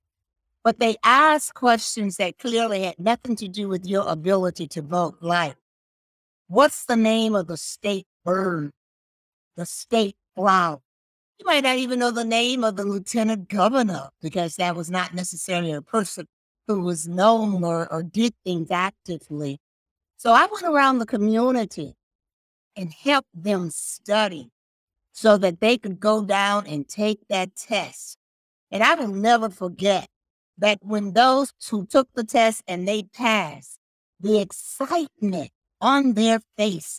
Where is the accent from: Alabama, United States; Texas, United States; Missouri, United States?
Alabama, United States; Birmingham; moved away; also born or lived in Knoxville, Tennessee; growing up in Birmingham, Alabama, the segregated South